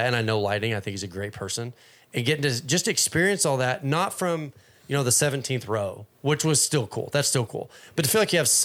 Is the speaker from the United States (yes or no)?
yes; Fort Worth, Texas, United States; moved away as an adult; I grew up in Fort Worth